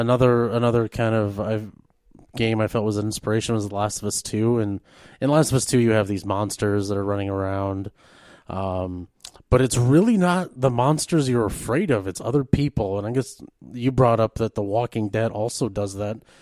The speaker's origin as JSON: {"language": "English", "town": "Rapid City", "region": "South Dakota", "country": "United States", "also_born_or_lived": "East River, South Dakota", "moved": "yes", "said": "I'm originally from the Rapid City area."}